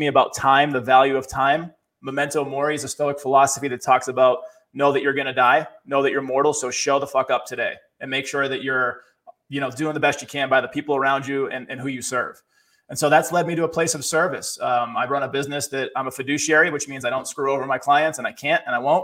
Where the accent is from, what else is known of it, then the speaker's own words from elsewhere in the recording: Boston, Massachusetts, United States; born and raised in Boston, city kid, grew up poor